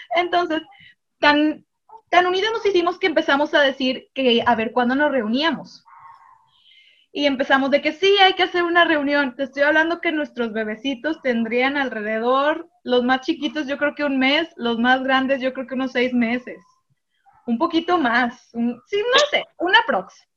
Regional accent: Monterrey, Nuevo León, Mexico; yo sí soy regiomontana

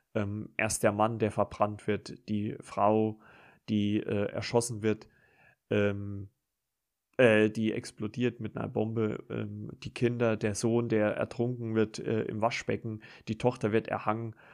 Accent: Germany; bei uns in Deutschland

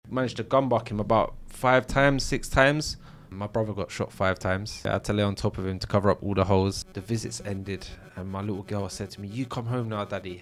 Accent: London, United Kingdom; I grew up in Battersea, South London

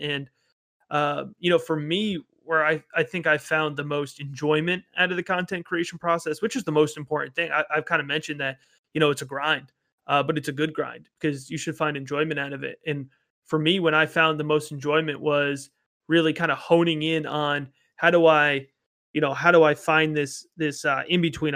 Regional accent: Baltimore, Maryland, United States; I'm from the Baltimore area

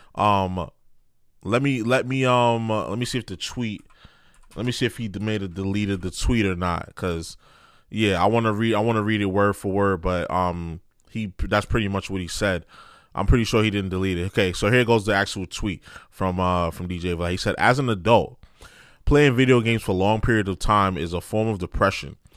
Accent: New York City, New York, United States; I grew up in New York City public school.

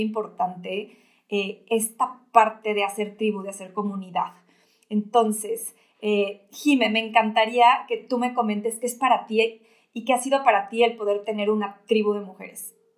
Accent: Mexico City, Mexico; yo también soy de la Ciudad de México, pero, pero tengo aquí a, a mi familia

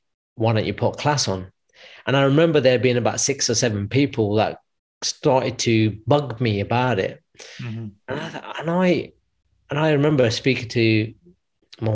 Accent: United Kingdom; moved away as an adult; also born or lived in London / United States; there was a school in my hometown, because I was originally in London, so I ended up going back to Midlands

